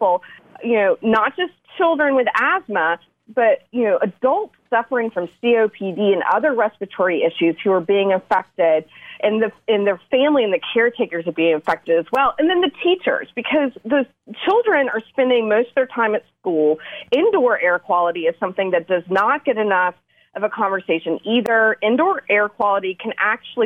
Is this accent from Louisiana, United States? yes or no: no; Asheville, North Carolina, United States; moved away as an adult; now in Raleigh, United States; I grew up in Western North Carolina, just outside of Asheville, but I've spent my adult years down in Raleigh.